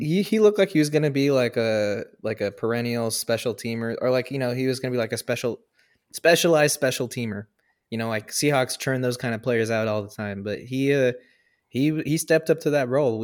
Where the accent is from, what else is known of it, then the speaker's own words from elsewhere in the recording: the Northwest, Pacific Northwest, United States; I'm from the Northwest, born and bred